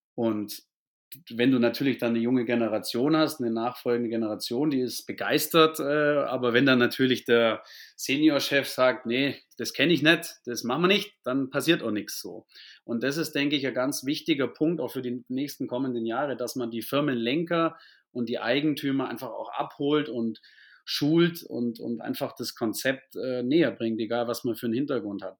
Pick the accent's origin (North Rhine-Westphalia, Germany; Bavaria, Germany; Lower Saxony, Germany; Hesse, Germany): Bavaria, Germany; near Augsburg; bin in der Nähe von Augsburg geboren, aufgewachsen und auch bis heute im Süden sozusagen ansässig, was man auch an meinem Akzent sicherlich hören wird